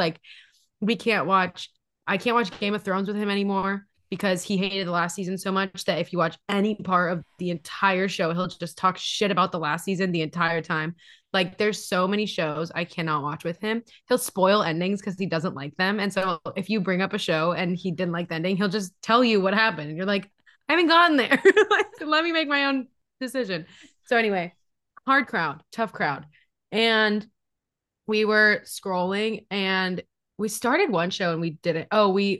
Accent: Hawaii, United States; also born or lived in Los Angeles; now in Seattle, United States; like I grew up in Hawaii and then lived in LA for school.

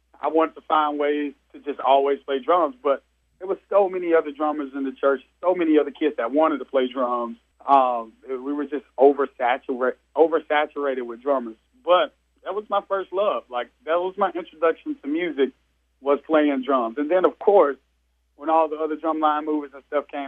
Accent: Georgia, United States; I'm from Georgia

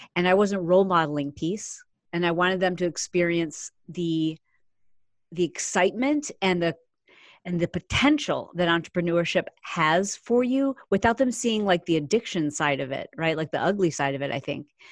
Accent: Michigan, United States; We grew up in the Midwest. I grew up in Michigan

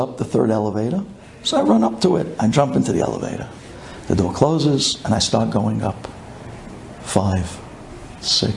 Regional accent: New York City, New York, United States; I'm from Brooklyn.

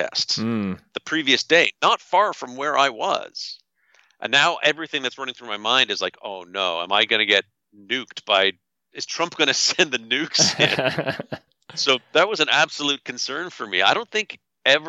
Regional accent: Canada; I'm from Canada. I'm not an American

